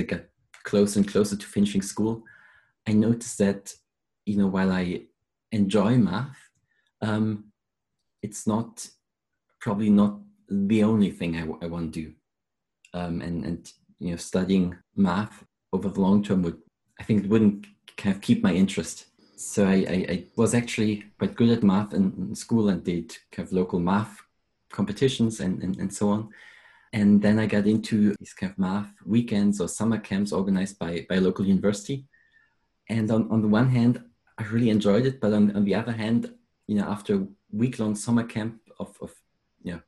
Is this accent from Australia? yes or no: no; Germany; moved away as an adult; now in London, United Kingdom; I'm originally from Germany